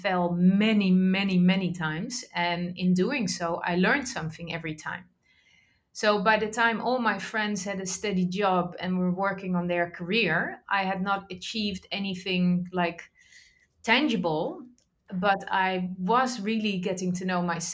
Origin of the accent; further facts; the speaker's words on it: Netherlands; I grew up in the Netherlands